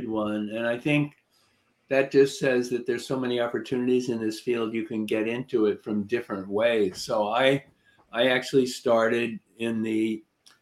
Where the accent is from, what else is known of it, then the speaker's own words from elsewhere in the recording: New York area, United States; also born or lived in Nashville, Tennessee; now in Connecticut, United States; I'm more from the New York area than the Nashville, Tennessee area